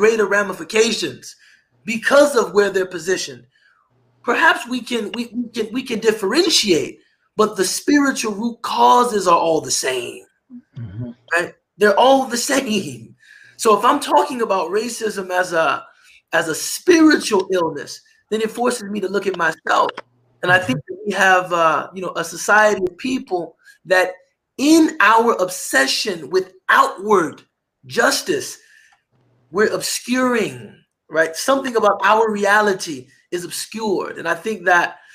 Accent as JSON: {"language": "English", "country": "United States", "also_born_or_lived": "Egypt", "said": "I'm being paid more just because I'm an American"}